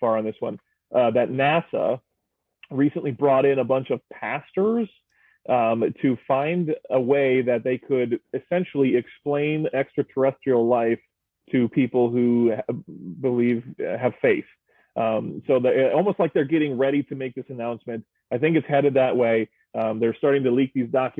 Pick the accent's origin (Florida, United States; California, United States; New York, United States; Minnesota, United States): Minnesota, United States; Burnsville; now in Osseo, United States; I grew up in Burnsville